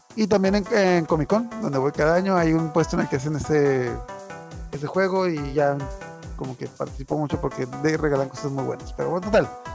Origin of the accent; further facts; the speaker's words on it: Mexico; nosotros somos de México